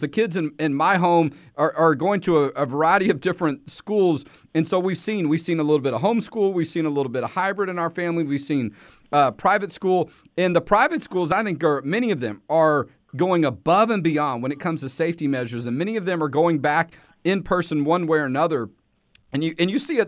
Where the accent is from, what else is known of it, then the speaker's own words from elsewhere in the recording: Texas, United States; being a Texan